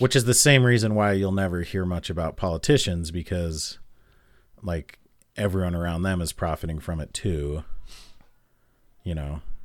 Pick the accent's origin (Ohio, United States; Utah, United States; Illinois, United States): Utah, United States; growing up in Utah